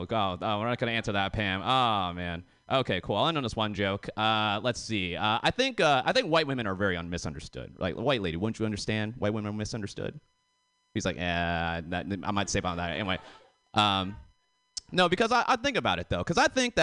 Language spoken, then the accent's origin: English; Canton, Massachusetts, United States; I grew up in Boston, I grew up in a specific town. It's called Canton